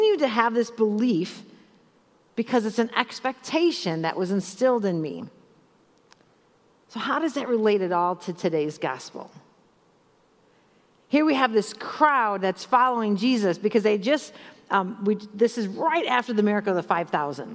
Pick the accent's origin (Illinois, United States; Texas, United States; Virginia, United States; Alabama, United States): Illinois, United States; Chicago; So I grew up in Chicago